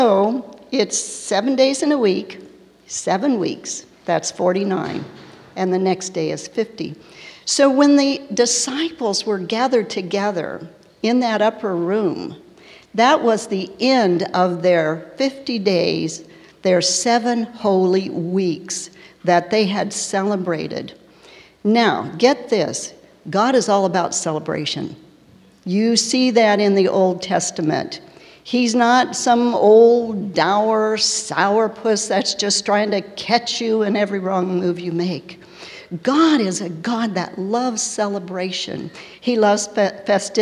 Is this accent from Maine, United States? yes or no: no; Tulsa, Oklahoma, United States; I was born in Tulsa, Oklahoma, to parents who were way too young to be parenting.